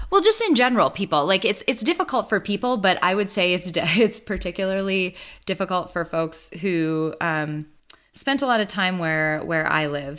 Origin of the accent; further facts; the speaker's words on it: Midwest, United States; I grew up in the Midwest. My the majority of my life I've spent here